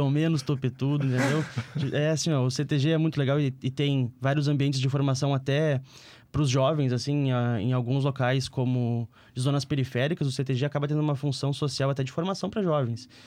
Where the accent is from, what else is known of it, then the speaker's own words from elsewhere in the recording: Alvorada, Rio Grande do Sul, Brazil; Quando eu era criança lá em Alvorada, eu não consegui uma dupla para fazer o fandango